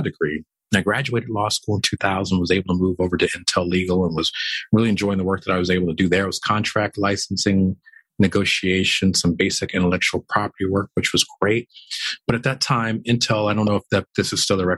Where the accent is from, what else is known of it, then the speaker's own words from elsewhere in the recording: Oakland, California, United States; moved away as an adult; also born or lived in Sacramento / Roseville; now in Houston, United States; I was born not only in Oakland, but in West Oakland, California. Some of your viewers may know West Oakland, California at the time was the lower income portion of town. And well, grew up there as a child in the 70s